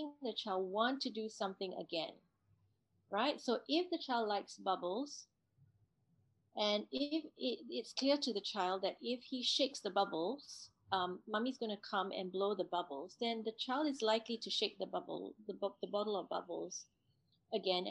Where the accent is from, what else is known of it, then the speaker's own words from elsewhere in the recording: Singapore; me growing up in Singapore